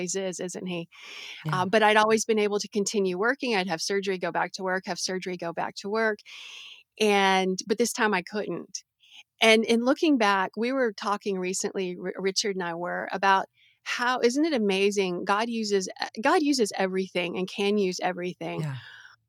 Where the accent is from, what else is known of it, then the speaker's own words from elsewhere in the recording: Brazil; So I grew up as a missionary kid. I grew up in Brazil. And I had an amazing childhood in the jungles of Brazil and going up to the capital city.